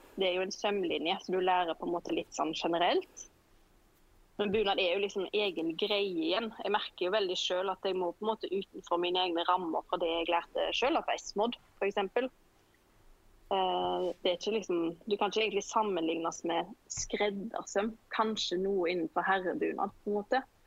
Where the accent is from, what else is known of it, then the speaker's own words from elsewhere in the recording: Sveio, Vestland, Norway; moved away as an adult; now in Oslo, Norway; jeg kommer fra Sveio i Sunnhordaland. Men jeg holder til i Oslo. Her har jeg bodd nå i 15-16 år